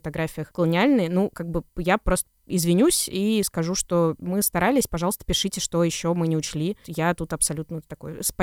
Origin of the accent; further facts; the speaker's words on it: Saint Petersburg, Russia; Я остаюсь девочкой из Петербурга, выросшей на улице разбитых фонарей